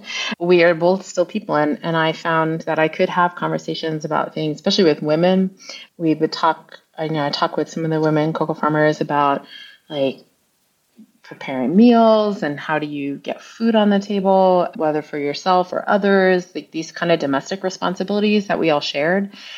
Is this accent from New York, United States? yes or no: yes; Long Island, New York, United States; moved away as an adult; also born or lived in Ghana; I grew up mostly on Long Island